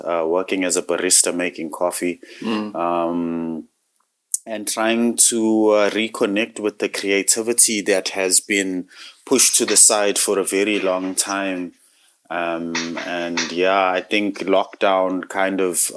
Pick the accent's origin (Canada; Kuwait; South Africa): South Africa; now in Ireland; I've not lived in South Africa for a very long time